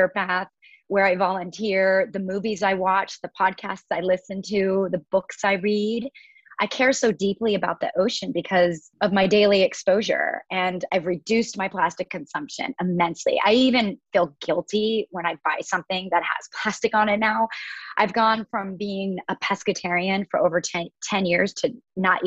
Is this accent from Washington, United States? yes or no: yes; Washington, United States; now in Southern California, United States; I grew up in the Pacific Northwest of Washington State, which is about 1,000 miles away from where I am currently.